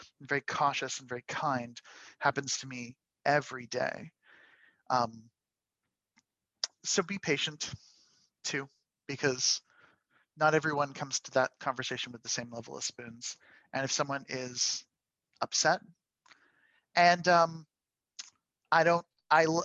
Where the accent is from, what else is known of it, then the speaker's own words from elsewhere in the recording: Canada; I'm a Canadian